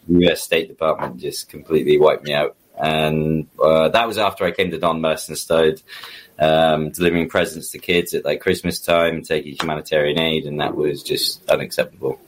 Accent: United Kingdom; as a British citizen

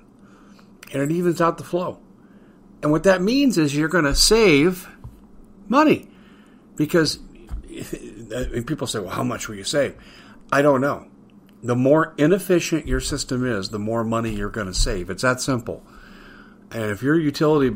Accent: Colorado, United States; I grew up in Colorado.

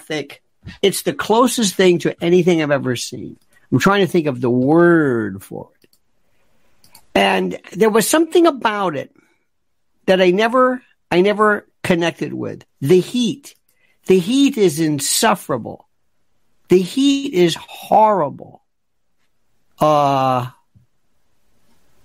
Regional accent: Tampa, Florida, United States; now in New York, United States; I am now a 65-year-old native New Yorker born elsewhere. I was born in Florida, in Tampa, Ybor City, Hillsborough County

